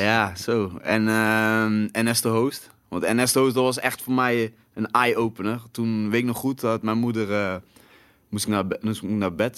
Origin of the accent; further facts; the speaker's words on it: Breda, North Brabant, Netherlands; bij ons in Breda